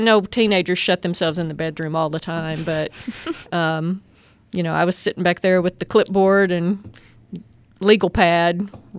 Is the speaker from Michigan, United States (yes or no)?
no; Hagarville, Arkansas, United States; Well, I'm originally from this area. I grew up in Hagerville